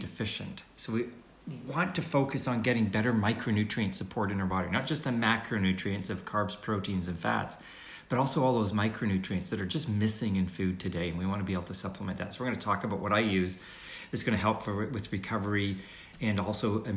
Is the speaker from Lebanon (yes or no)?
no; Canada; I'm from Canada